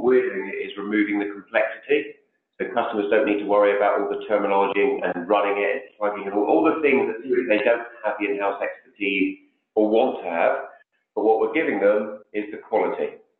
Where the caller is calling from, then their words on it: London, United Kingdom; In just on the outskirts of London in the UK.